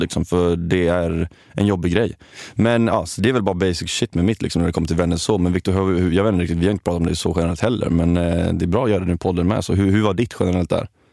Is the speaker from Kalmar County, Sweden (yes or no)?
yes; Kalmar, Kalmar County, Sweden; jag kommer från Kalmar